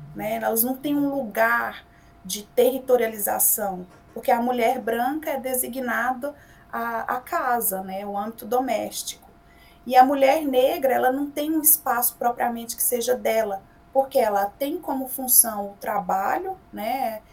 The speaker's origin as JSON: {"language": "Portuguese", "town": "Goiânia", "region": "Goiás", "country": "Brazil", "tie": "born or raised there", "said": "goiana do pé rachado, como a gente diz por aqui, nascida e criada em Goiás, em Goiânia"}